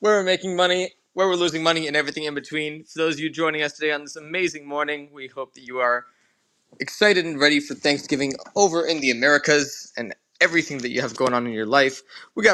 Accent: Canada; I hate being Canadian

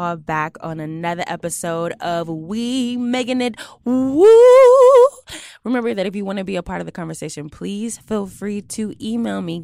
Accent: Houston, Texas, United States; moved away; I'm from Houston

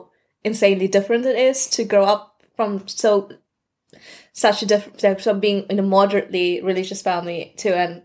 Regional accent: South Africa; moved away as an adult; also born or lived in Turkey; now in United Kingdom; I grew up in South Africa, lived there most of my life, and then I lived in Turkey for 2 years, and now I am here in the UK

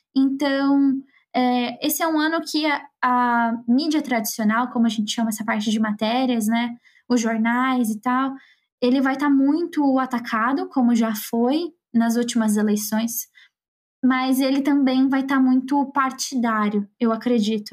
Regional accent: Campo Grande, Mato Grosso do Sul, Brazil; eu sou lá de Campo Grande

